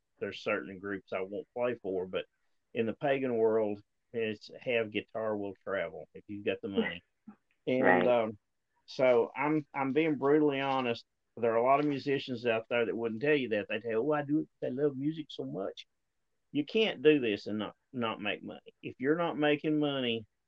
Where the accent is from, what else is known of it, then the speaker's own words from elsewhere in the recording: Appalachia, United States; moved away as an adult; now in Arkansas, United States; I've lived in Appalachia my entire life up until the last 3 or 4 years, and I moved out here.